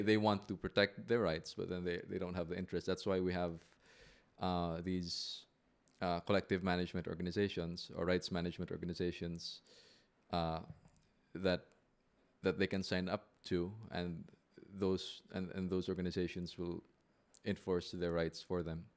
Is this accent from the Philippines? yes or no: yes; Philippines; also born or lived in Manila / Makati; now in Cebu, Philippines; I am a Filipino lawyer.